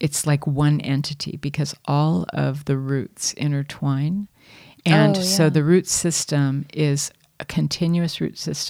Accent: San Diego, California, United States; also born or lived in all over; I'm from San Diego. Well, I'm from all over, but I lived most of my, you know, teen years and young adult years in San Diego, and my family settled there.

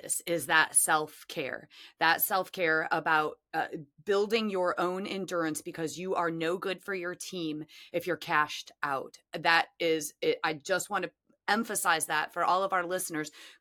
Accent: Chicago, Illinois, United States; it's just my hometown

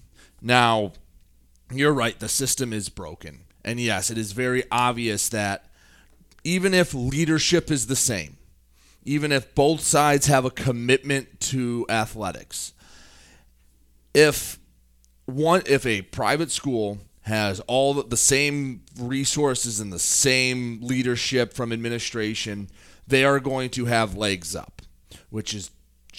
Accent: Marysville, Michigan, United States; I'm from Marysville, public school guy

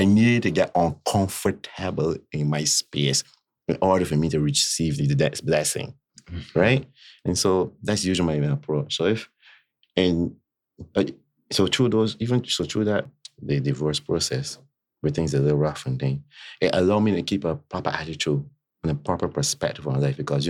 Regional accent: Barbados; accent: Bajan; I love my country. I love my Bayesian accent. I love my Bayesian culture, my roots

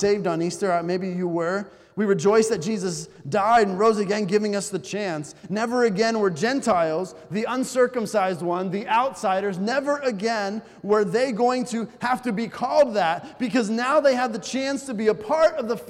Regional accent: Bolivia; I remember growing up in Bolivia, many Americans who were there would proudly say that they were Americans.

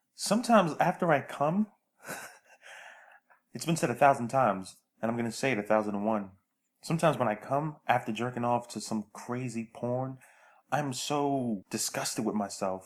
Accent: New York City, New York, United States; now in California, United States; I tell people I'm from Brooklyn

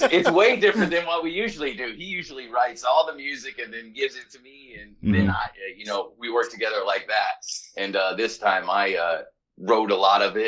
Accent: Illinois, United States; So I'm from Illinois

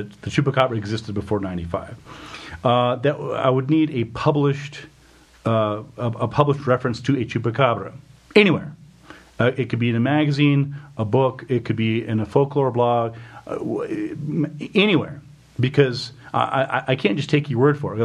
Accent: New Mexico, United States; I grew up in New Mexico in the 80s

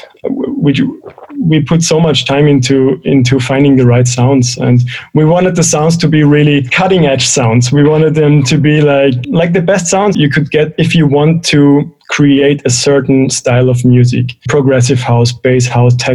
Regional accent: Innsbruck, Tyrol, Austria; moved away as an adult; also born or lived in New Orleans, United States; now in Berlin, Germany; I'm originally from Austria, Innsbruck, Austria, in the Alps.

